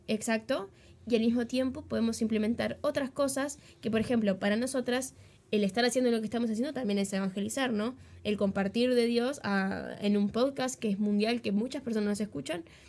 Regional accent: Uruguay; accent: Uruguayan; Nosotros en el país en el que vivimos, que es Uruguay, por los que no sabían, somos re uruguayas, se dan cuenta por el acento

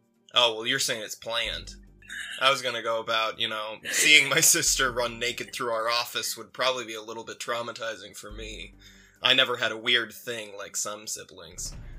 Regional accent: Australia; accent: Australian; That's me with the Australian accent. You know, I kind of just lost it. And now I don't know what to do.

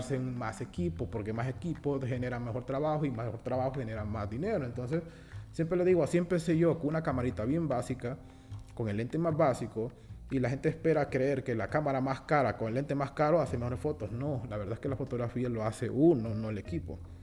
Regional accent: Honduras; como hondureños

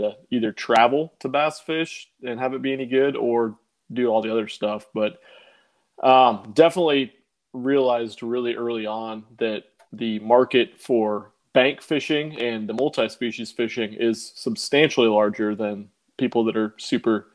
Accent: Omaha, Nebraska, United States; moved away as an adult; now in Houston, United States; I'm from Omaha, Nebraska. Grew up there. Lived there. Me and my wife both lived in Omaha our entire lives up until about 18 months ago

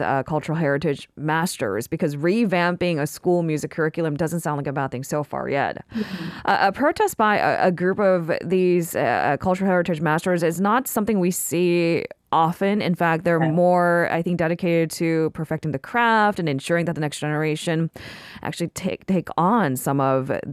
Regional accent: California, United States; now in South Korea; When I was growing up in California

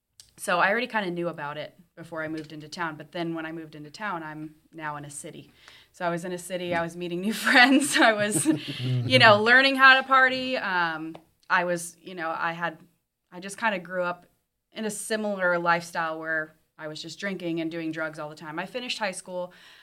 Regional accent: Danvers, Illinois, United States; also born or lived in Europe / Bloomington, Illinois; So I grew up in Danvers, Illinois. It's a very small town. And then I moved to Bloomington when I was about 15.

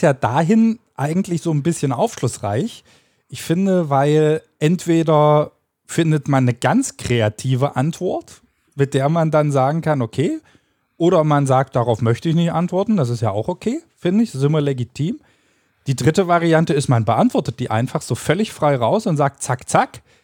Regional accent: Köthen, Saxony-Anhalt, Germany; wir kommen aus Köthen

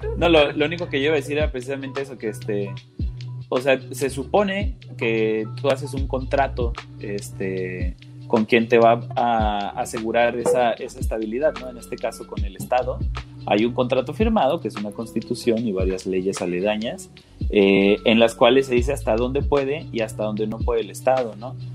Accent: Mexico; aquí en México

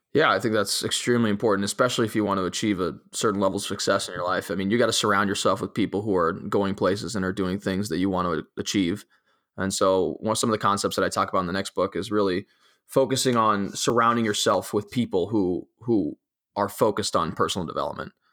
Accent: Italy; now in United States; growing up in, in a, uh, uh, in particular in, in the European environment and in particular in, in an Italian

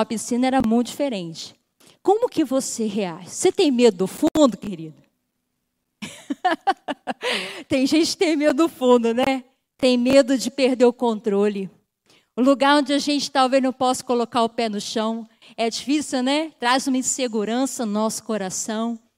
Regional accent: Rio de Janeiro, Brazil; moved away; Eu já sou do Rio de Janeiro, sou carioca

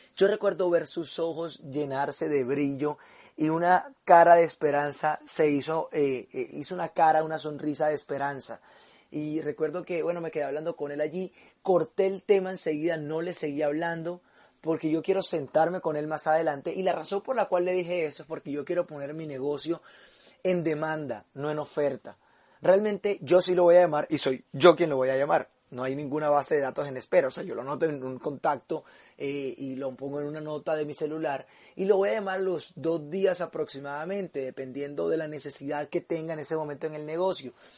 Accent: Barranquilla, Atlántico, Colombia; now in Medellín, Colombia; vivo en Medellín, pero soy de Barranquilla

